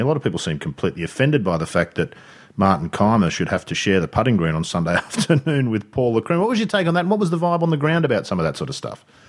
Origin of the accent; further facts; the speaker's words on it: Sydney, New South Wales, Australia; moved away; growing up in Sydney